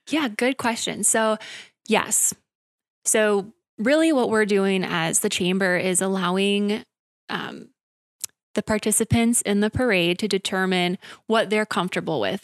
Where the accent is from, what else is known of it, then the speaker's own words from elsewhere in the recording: Wisconsin Rapids, Wisconsin, United States; I was born and raised in Wisconsin Rapids, graduated from Lincoln High School in twenty fourteen